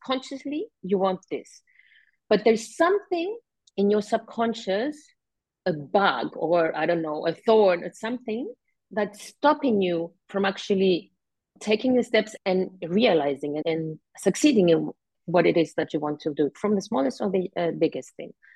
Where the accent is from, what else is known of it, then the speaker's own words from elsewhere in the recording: Cyprus; I was born and live in Cyprus all my life.